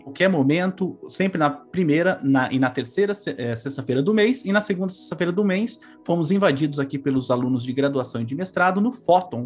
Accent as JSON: {"language": "Portuguese", "region": "São Paulo", "country": "Brazil", "tie": "born or raised there", "said": "a casa que eu morava no Carandiru, que eu cresci em São Paulo"}